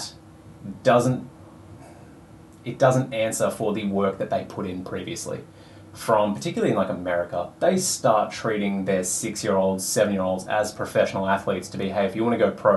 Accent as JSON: {"language": "English", "country": "Australia", "tie": "born or raised there", "said": "I was born in Australia, white, straight male"}